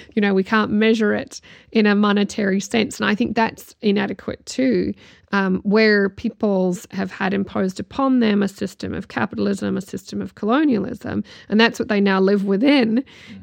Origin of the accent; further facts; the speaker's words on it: New Zealand; heritage based in Ireland and growing up in New Zealand